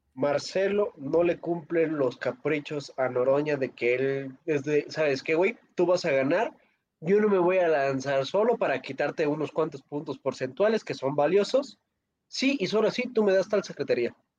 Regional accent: Pátzcuaro, Michoacán, Mexico; mi hermoso pueblo de donde soy, Pátzcuaro, Michoacán

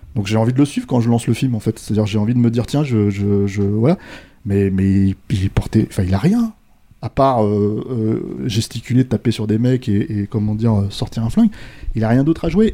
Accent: France; on est français

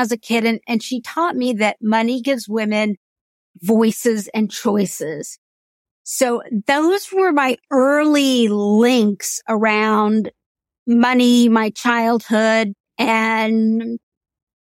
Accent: Indiana, United States; There's not a huge Indian community in the state of Indiana, but we would all congregate in Indianapolis, a lot of us, at Diwali and celebrate

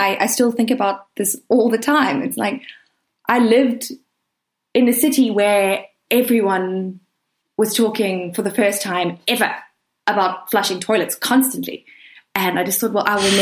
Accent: Durban, KwaZulu-Natal, South Africa; moved away as an adult; also born or lived in Cape Town; I grew up in Durban, which is a kind of like a subtropical city

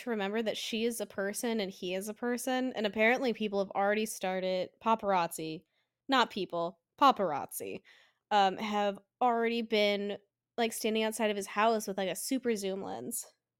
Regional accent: Denver, Colorado, United States; I'm from Denver. I support Denver first.

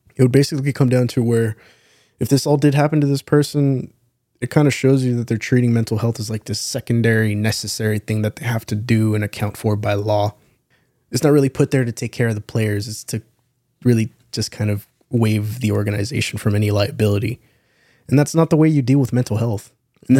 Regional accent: San Antonio, Texas, United States; born and raised in San Antonio

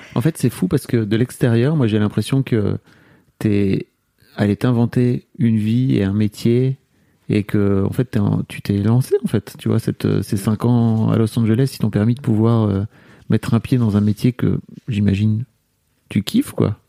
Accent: France; en tant que Français

